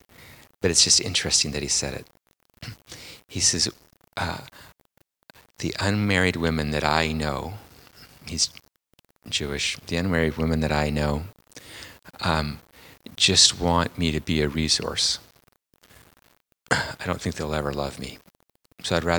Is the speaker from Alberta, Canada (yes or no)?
no; Port Alberni, British Columbia, Canada; I'm from Port Alberni on Vancouver Island